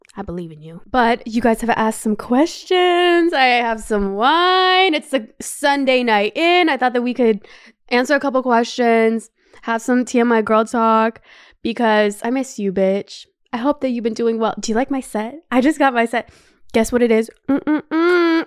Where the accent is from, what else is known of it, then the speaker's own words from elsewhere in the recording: Brampton, Ontario, Canada; moved away as an adult; also born or lived in Los Angeles, United States; now in Paris, France; I'm from Brampton